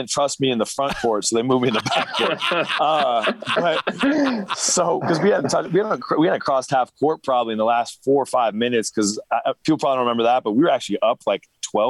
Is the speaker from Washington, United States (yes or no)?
yes; Pullman, Washington, United States; Yep, back in the Palouse, and I actually grew up being a Coug for probably my 15 years of my life.